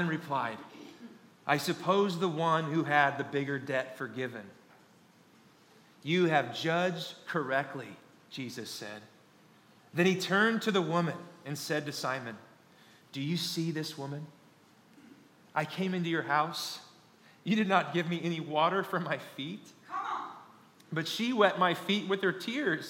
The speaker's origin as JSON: {"language": "English", "region": "Kansas", "country": "United States", "tie": "born or raised there", "said": "I'm born and raised in Kansas"}